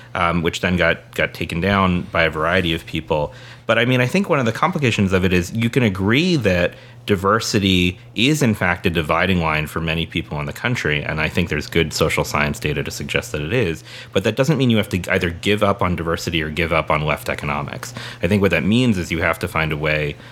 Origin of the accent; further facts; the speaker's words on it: San Diego, California, United States; moved away; Jerry and I grew up in San Diego